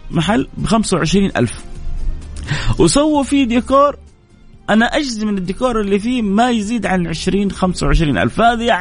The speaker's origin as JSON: {"language": "Arabic", "country": "Saudi Arabia", "said": "بس انا سعودي كذلك"}